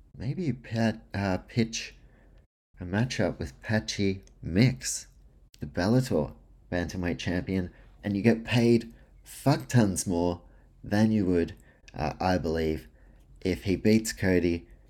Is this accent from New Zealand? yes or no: yes; New Zealand; also born or lived in Australia; I'm a Kiwi slash Australian with some Polish heritage in there